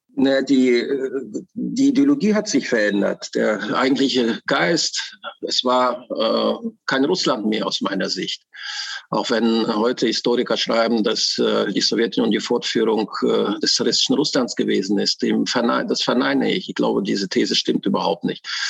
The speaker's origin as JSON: {"language": "German", "country": "Germany", "tie": "born or raised there", "said": "ich bin in der russischen äh, Immigranten äh, äh, aufgewachsen im Westen in äh, Westdeutschland, äh, in der Bundesrepublik Deutschland"}